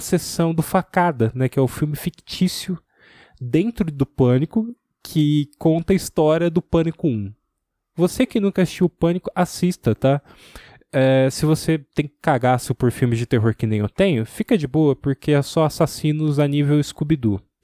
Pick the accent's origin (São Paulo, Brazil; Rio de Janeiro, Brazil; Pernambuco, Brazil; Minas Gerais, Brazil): São Paulo, Brazil; ABC region; also born or lived in Santo André; Eu sou do ABC